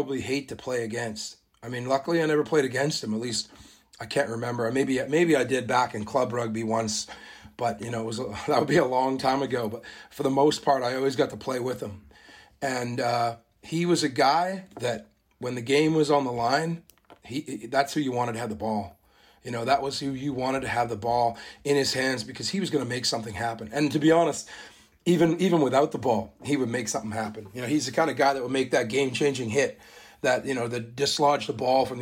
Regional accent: Canada; where I was sort of raised, not born, but raised, spent my whole life there, played all my junior rugby there

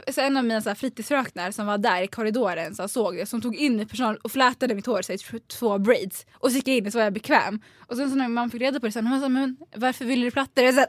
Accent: Sundbyberg area, Stockholm County, Sweden; jag växte upp så här, i Basvenområdet

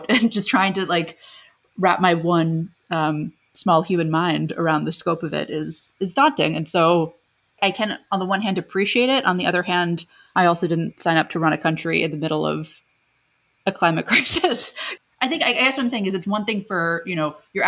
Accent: United States; as an American

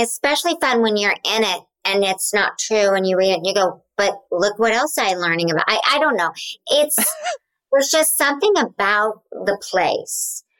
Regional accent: Oklahoma, United States; you know I'm from Oklahoma.

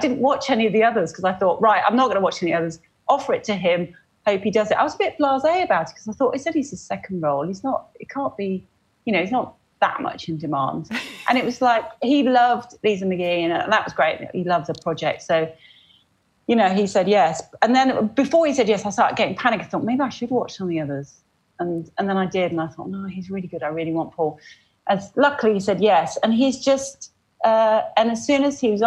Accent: Oxford, South East England, United Kingdom; now in Cambridge, United Kingdom; I grew up in Oxford

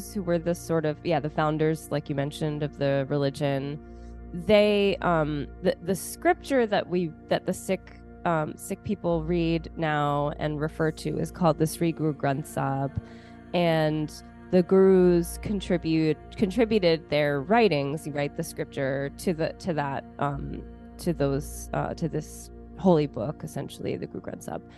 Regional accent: Baltimore, Maryland, United States; I was born in Baltimore, Maryland. Grew up here

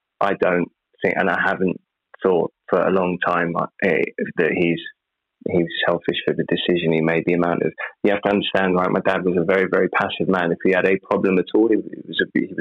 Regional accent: United Kingdom; I'm British.

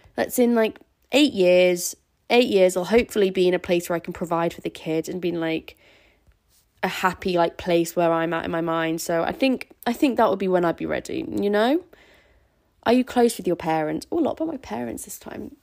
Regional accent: Scarborough, Yorkshire and the Humber, United Kingdom; where I'm from, in Scarborough.

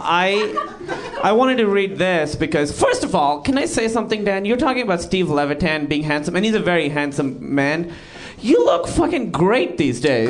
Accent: Pakistan; moved away; I'm Pakistani

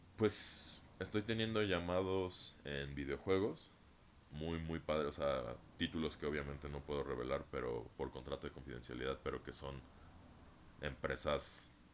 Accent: Mexico; Yo nací en México

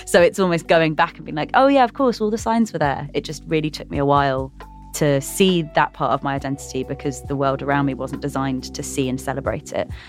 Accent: England, United Kingdom; I'm dual heritage, I'm British and Sri Lankan

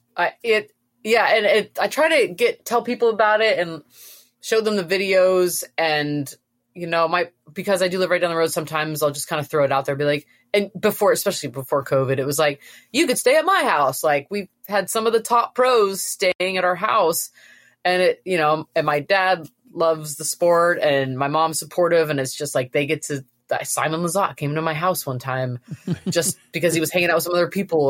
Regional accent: Florida, United States; I've, I've lived in Florida, I'm from Florida

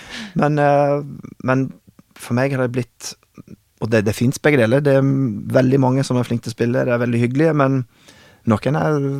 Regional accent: Oklahoma City, Oklahoma, United States; first language English; Norwegian is a second language; moved away as an adult; also born or lived in Oslo, Norway; now in Norway; da jeg vokste opp i Oklahoma

